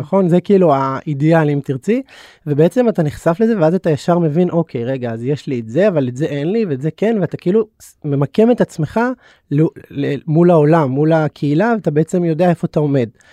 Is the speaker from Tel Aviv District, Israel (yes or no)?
yes; Bnei Brak, Tel Aviv District, Israel; גדלתי כחרדי בבני ברק